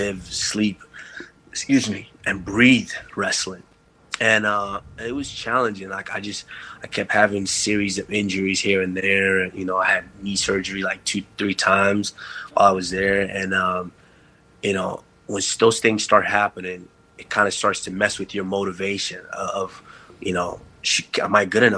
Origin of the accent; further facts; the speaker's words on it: Texas, United States; also born or lived in Africa; I grew up in Texas, and when you're growing up in Texas, football and basketball are king.